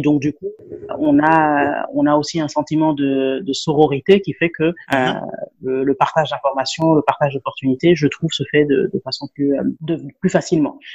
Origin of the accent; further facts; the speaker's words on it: Senegal; first language Wolof; French is a second language; moved away as an adult; also born or lived in Dakar, Senegal; now in Abidjan, Côte d'Ivoire; je suis sénégalaise. Donc, en Olof, on dit Jeff, Ça, c'est merci